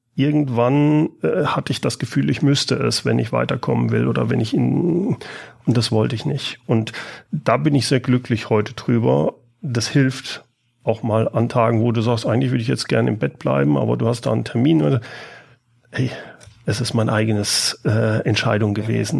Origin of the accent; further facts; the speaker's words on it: Siegen, North Rhine-Westphalia, Germany; moved away as an adult; also born or lived in Karlsruhe; now in Aachen, Germany; ich bin in Karlsruhe geboren, habe dann in Siegen ah. gelebt und bin seit dem Studium in Aachen